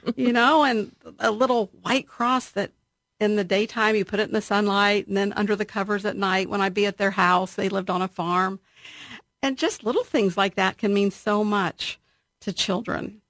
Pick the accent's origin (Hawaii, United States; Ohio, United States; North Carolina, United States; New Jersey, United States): Ohio, United States; Columbus; I grew up in Alton, which is on the west side of Columbus